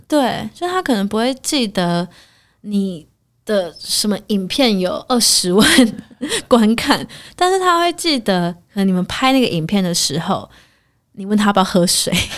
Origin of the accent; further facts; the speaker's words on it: Taiwan; 身为台湾人